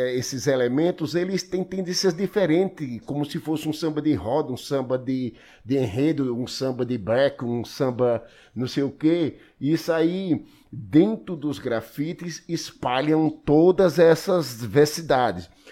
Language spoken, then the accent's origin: Portuguese; Triunfo, Pernambuco, Brazil; also born or lived in Paulo Afonso, Bahia; now in São Paulo, Brazil; Um moleque do sertão de Pernambuco lá em Triunfo